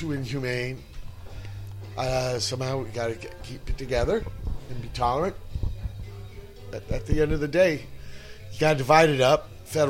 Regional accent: Virginia, United States; now in San Pedro, United States; I'm really from Virginia.

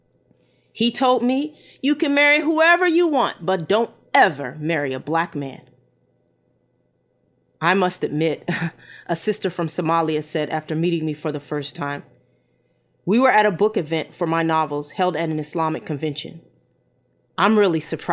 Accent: United States; I was American, and black

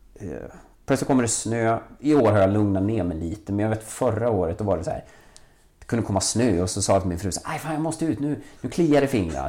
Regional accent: Valbo, Gävleborg County, Sweden; also born or lived in Vällingby, Stockholm; now in Stockholm, Sweden; Jag växte upp i Valbo där, där man väldigt tidigt byggde ett, ett köpcentrum

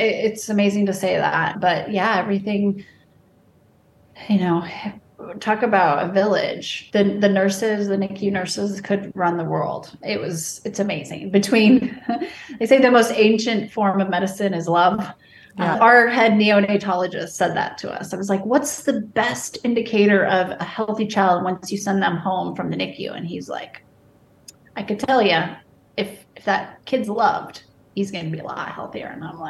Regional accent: Wyoming, United States; also born or lived in Kansas / Arizona; I was born in Wyoming and we moved around as my father's job in construction would take us to different little towns in Wyoming and then into Kansas, different towns, and eventually made it to Arizona.

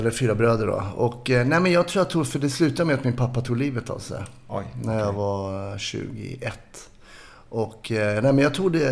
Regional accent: Stockholm, Stockholm County, Sweden; är uppvuxen i Kärrtorp heter det, lite söder om Söder.

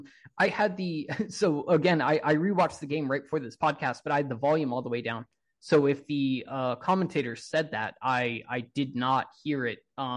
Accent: United States; I'm American, so you know, I'm not in the stadiums or anything

